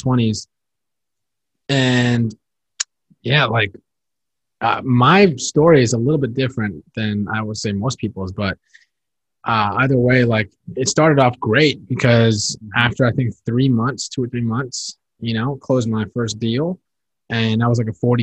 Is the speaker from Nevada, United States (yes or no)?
no; Northern Virginia, United States; also born or lived in New York / Seattle; I'm from Northern Virginia. Born and raised